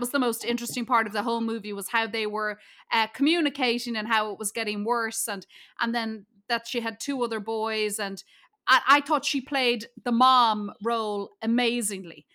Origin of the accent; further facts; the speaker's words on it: Ireland; I'm from Ireland